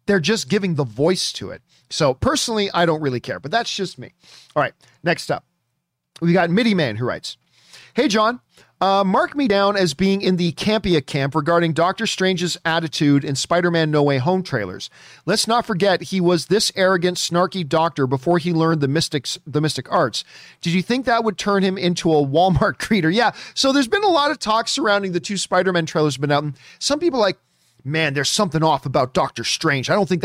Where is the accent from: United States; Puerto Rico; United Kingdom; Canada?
Canada; I am not a Mighty Ducks guy, which you think I would be being Canadian and everything about my DNA is hockey.